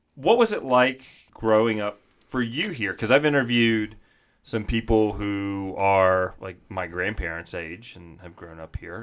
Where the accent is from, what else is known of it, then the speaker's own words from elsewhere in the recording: the South, United States; moved away; also born or lived in Arizona; I grew up in the South